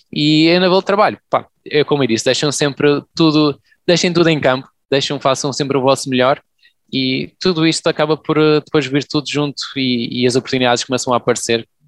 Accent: Portugal; Acho que isso que eu sinto como português.

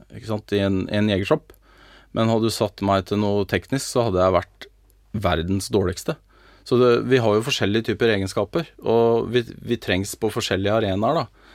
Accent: Norway

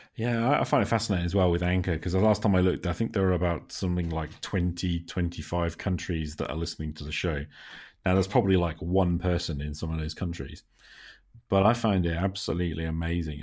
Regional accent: United Kingdom; I am speaking here as a Brit

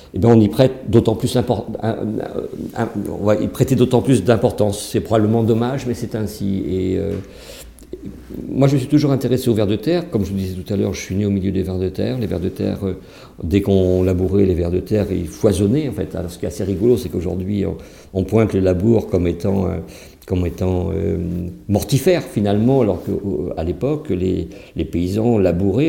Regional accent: Saintonge, Nouvelle-Aquitaine, France; moi, je suis né en Saintonge, hein, au bord de la mer, pas loin de Marais-d'Oléron, en fait, et ma famille a toujours stationné là-bas

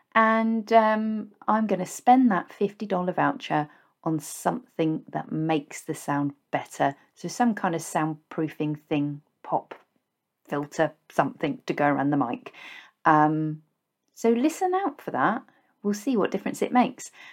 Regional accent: Basingstoke, South East England, United Kingdom; moved away as an adult; also born or lived in Reading / West Berkshire; I grew up in Basingstoke, a town that gets a very bad rap

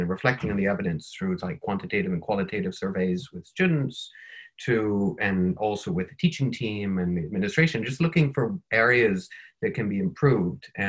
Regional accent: Minnesota, United States; also born or lived in Northern Ireland / China / India / Morocco; now in Wisconsin, United States; I am from Minnesota in the United States and living in Wisconsin in the United States

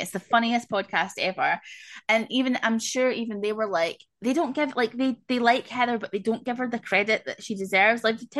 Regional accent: Tennessee, United States; Tennessee, y'all.

